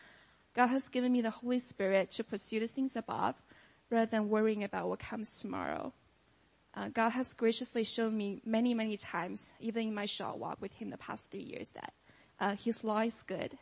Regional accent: China; moved away as an adult; now in United States; I grew up in China as the only child in an atheist family

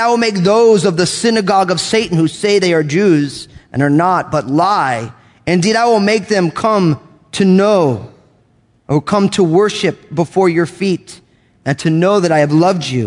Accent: United States; moved away; I grew up outside of New York

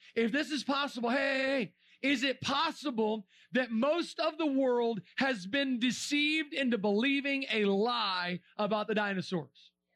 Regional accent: Florida, United States; We're from Florida.

